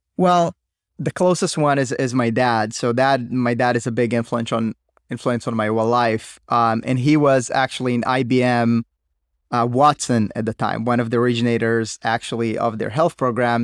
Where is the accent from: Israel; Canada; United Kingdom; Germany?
Israel; I was like everybody from Israel, you know, serving in the military